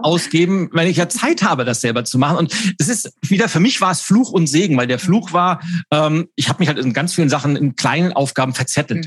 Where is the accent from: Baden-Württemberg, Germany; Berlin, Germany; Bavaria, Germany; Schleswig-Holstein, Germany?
Schleswig-Holstein, Germany; Lübeck; Ich war 13 Jahre alt, habe in Lübeck den Wochenspiegel ausgetragen